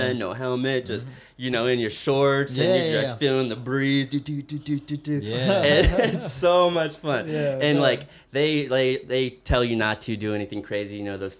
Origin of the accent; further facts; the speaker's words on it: Northern California, United States; I grew up in Northern California